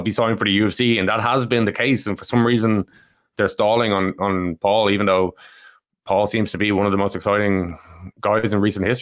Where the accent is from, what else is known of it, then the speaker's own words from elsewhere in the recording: Ireland; we're Irish